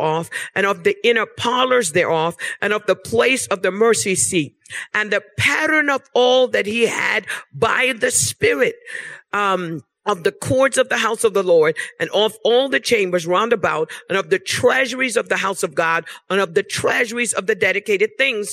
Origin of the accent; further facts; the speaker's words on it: Bermuda; now in United States; I was born in Bermuda. I've been living in the United States of America for about 30 years. But I was born in Bermuda.